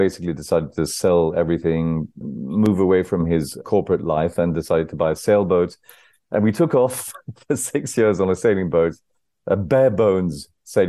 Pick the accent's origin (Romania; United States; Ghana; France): France; first language French and English; growing up bilingually, you know, growing up in French and English